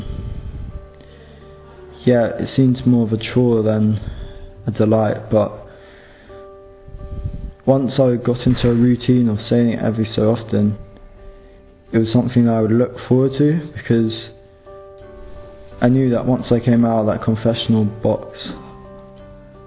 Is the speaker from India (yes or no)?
no; London, United Kingdom; I'm 19 and I'm from London.